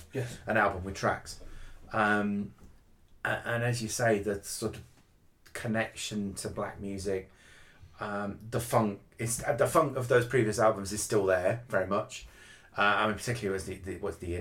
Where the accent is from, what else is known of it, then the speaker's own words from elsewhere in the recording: United Kingdom; being British